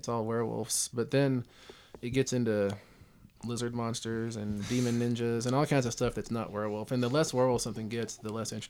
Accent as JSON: {"language": "English", "region": "West Texas", "country": "United States", "tie": "born or raised there", "said": "I am Blackfeet. Tribal member. Blackfeet they're out of Montana. I grew up in West Texas."}